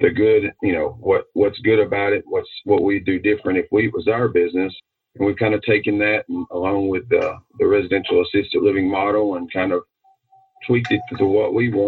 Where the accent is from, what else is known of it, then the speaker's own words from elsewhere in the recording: Middle Tennessee, United States; born and raised in Middle Tennessee, a couple counties west of Nashville.